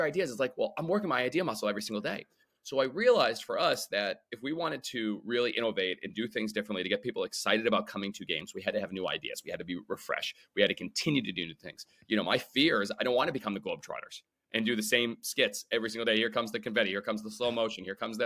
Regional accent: Scituate, Massachusetts, United States; I grew up in Scituate, Massachusetts, a little small town, less than 7,000 people

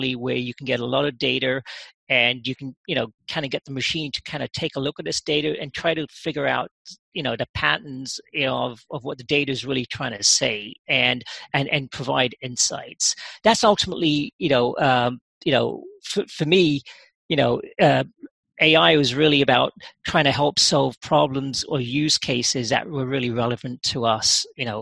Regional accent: London, United Kingdom; moved away as an adult; now in United States; I actually grew up in England. Yeah, oh, did I did. Yeah, I spent a good part of my formative years in London

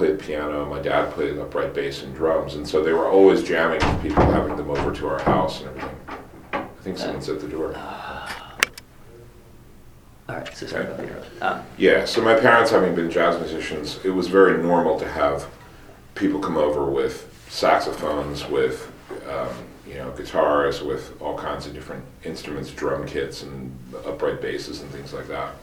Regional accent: Bryn Mawr, Pennsylvania, United States; also born or lived in New York; I was born outside of Philadelphia in Bryn Mawr, western suburbs, and kind of spent most of my childhood out there.

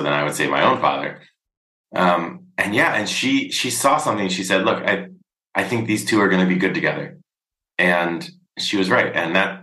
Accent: United States; moved away as an adult; now in Brussels, Belgium; as an American traveling abroad

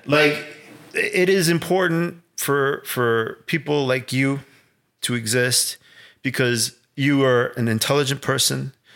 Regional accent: Chicago, Illinois, United States; growing up in Little Village

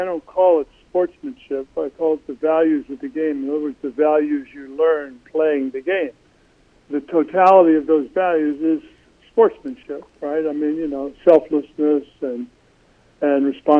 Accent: Crystal City, Missouri, United States; As a kid growing up in Crystal City, Stan Musial was one of my heroes.

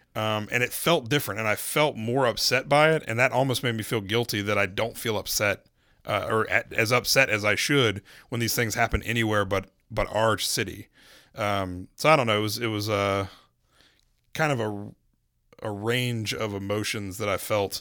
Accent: Charlotte, North Carolina, United States; I was from Charlotte

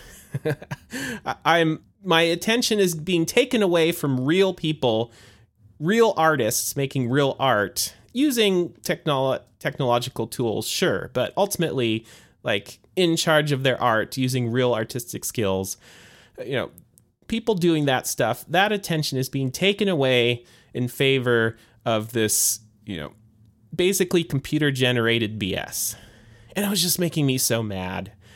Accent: United States; born and raised here in the United States

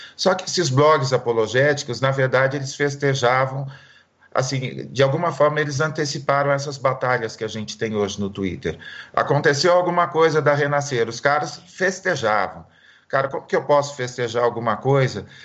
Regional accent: Marília, São Paulo, Brazil; eu sou de Marília

